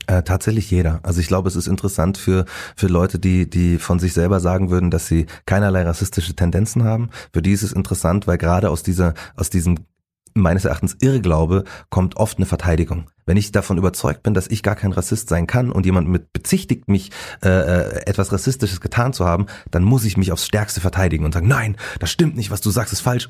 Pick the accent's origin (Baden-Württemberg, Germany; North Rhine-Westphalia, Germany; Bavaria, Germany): Bavaria, Germany; Markt Schwaben; also born or lived in Munich; aus Markt Schwaben.